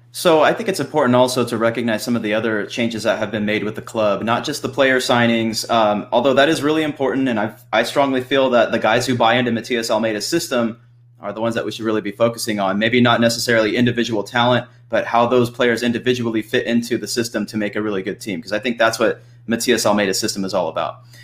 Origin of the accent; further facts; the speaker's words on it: Central Valley, California, United States; I'm from the Central Valley